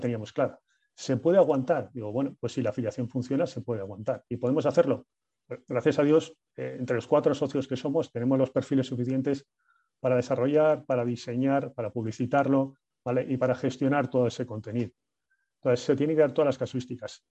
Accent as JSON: {"language": "Spanish", "town": "Bilbao", "region": "Basque Country", "country": "Spain", "said": "somos cuatro amigos, somos de Bilbao"}